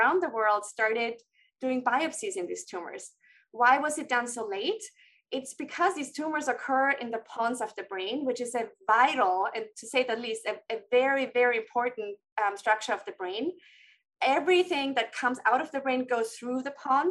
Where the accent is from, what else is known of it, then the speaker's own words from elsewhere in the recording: Austria; moved away; I'm from Austria and trained there first before training again